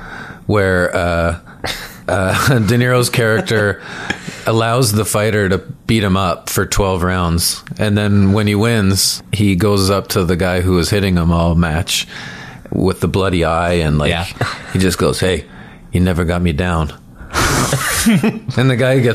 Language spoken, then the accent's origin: English; Stoney Creek, Ontario, Canada; I grew up in Stony Creek, which is right outside Hamilton.